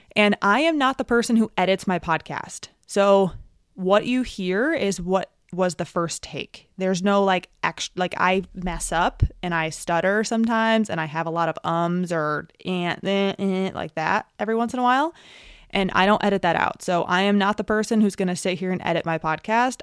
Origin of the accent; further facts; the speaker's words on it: New York, United States; moved away; also born or lived in New Hampshire / Alaska; I'm from New York, and we went to college in New York together.